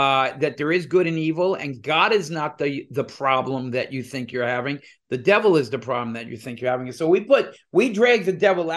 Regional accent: New Jersey, United States; also born or lived in New York; We're two guys from New Jersey

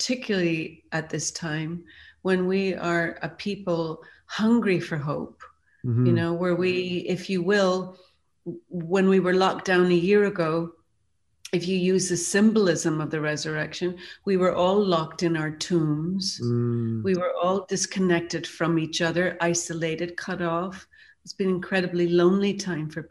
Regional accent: Ireland; a young girl growing up in Ireland

